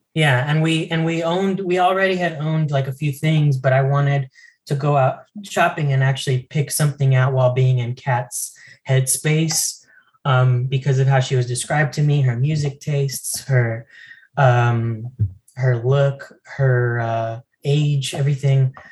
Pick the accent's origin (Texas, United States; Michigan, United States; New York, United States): Texas, United States; El Paso; born or raised there; also born or lived in Las Cruces, New Mexico